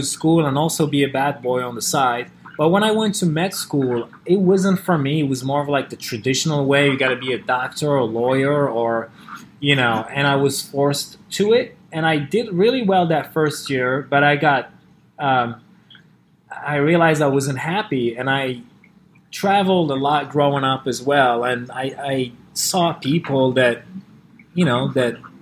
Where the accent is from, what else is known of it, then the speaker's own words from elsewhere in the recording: Morocco; moved away as an adult; now in California, United States; Growing up in Morocco